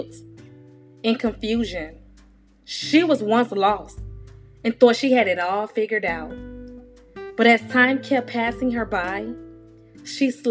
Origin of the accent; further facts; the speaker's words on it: Miami, Florida, United States; I'm from Miami